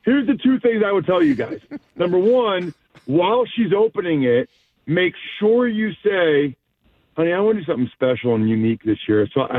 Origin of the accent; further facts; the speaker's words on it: Wyomissing, Pennsylvania, United States; moved away; She's from my hometown.